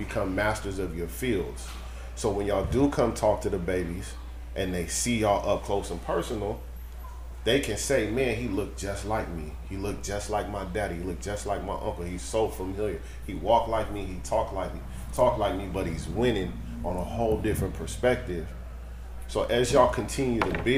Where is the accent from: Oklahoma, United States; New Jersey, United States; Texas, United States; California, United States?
California, United States; Sacramento; I'm from Oak Park, right? It's one of the hoods in Sacramento.